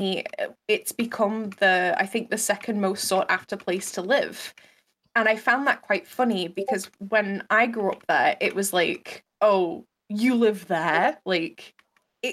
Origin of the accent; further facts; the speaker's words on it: Manchester, North West England, United Kingdom; where I grew up in Manchester